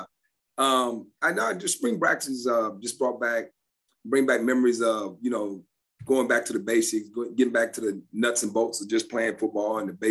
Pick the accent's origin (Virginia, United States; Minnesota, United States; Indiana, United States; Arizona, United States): Virginia, United States; Forest; I'm from Forest, Virginia. Forest. So Forest. I, yeah, I, I, know my people back home, so I know they would be all over me if I didn't recognize our hometown. We are very close to Lynchburg.